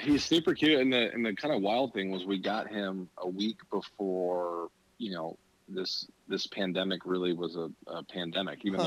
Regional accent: Arlington, Virginia, United States; I grew up in Arlington County in Virginia

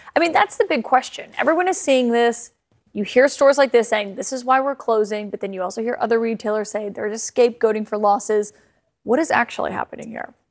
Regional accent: Alabama, United States; my home state

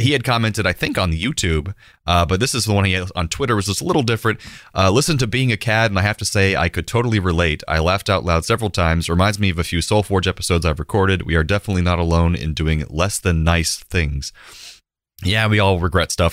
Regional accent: Central Florida, United States; Growing up in Central Florida in the nineteen nineties

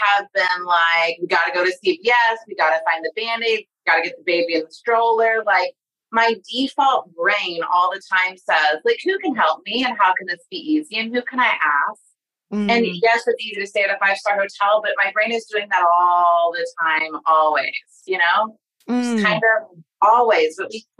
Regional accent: Sand Springs, Oklahoma, United States; I'm from Sand Springs, Oklahoma

